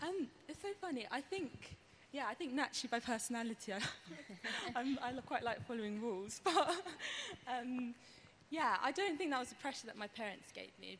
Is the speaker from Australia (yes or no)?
no; London, United Kingdom; I'm from London